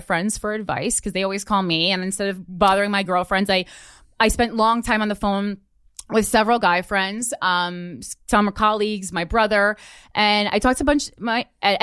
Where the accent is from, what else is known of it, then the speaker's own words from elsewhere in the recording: Union, New Jersey, United States; there has to be more to life than Union, New Jersey